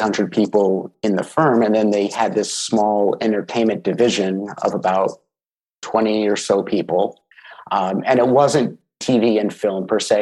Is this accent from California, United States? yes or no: yes; Los Angeles, California, United States; moved away as an adult; now in Vancouver, Canada; I'm originally from Los Angeles. I grew up there, went to university there